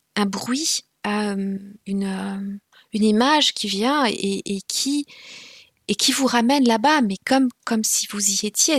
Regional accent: Rwanda; first language Kinyarwanda; French is a second language; moved away as an adult; j'ai prétendu ne pas parler le Kinyarwanda, ma langue maternelle

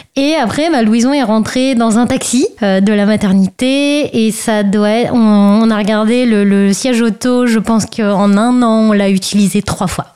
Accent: Brittany, France; j'ai grandi en Bretagne

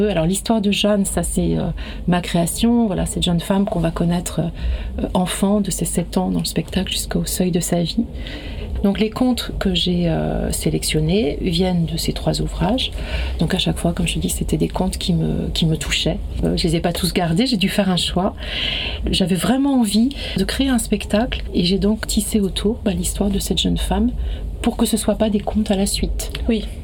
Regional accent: Pays Bigouden, Brittany, France; je suis originaire de Bretagne, du pays Bigoudin

